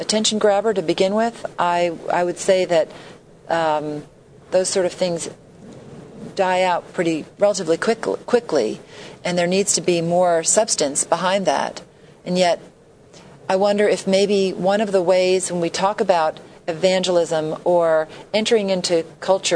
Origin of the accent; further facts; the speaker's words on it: New York City, New York, United States; moved away; I grew up in New York City